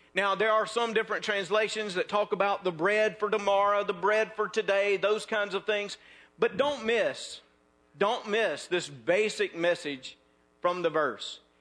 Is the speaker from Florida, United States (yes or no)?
no; North Mississippi, United States; moved away; also born or lived in South Louisiana; I am from North Mississippi.